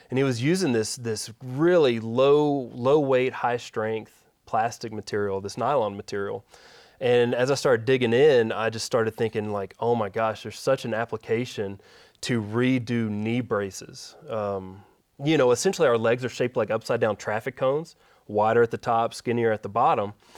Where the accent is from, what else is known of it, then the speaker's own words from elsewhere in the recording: Shreveport, Louisiana, United States; also born or lived in Dallas; I grew up in Shreveport, uh, born at Willis Knight in South